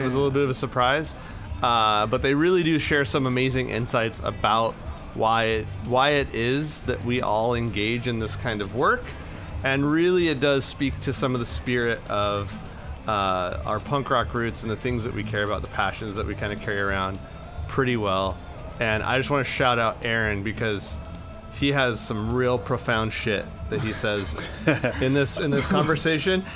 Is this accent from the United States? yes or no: yes; Imperial Valley, California, United States; where I grew up in the Imperial Valley